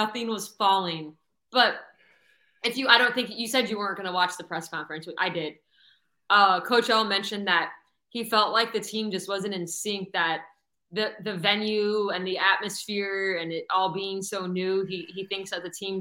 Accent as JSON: {"language": "English", "town": "Coral Springs", "region": "Florida", "country": "United States", "tie": "born or raised there", "said": "I'm from Broward originally"}